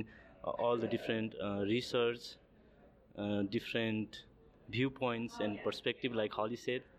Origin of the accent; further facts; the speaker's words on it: Nepal; moved away as an adult; now in Georgia, United States; I'm originally from Nepal. Now I'm a PhD student at University of Georgia in the United States.